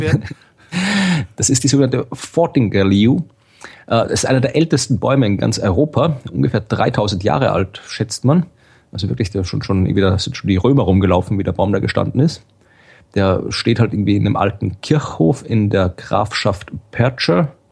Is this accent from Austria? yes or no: yes; Krems, Lower Austria, Austria; now in Jena, Germany; in, in Krems, also quasi wo aus ja. Österreich, wo ich herkomme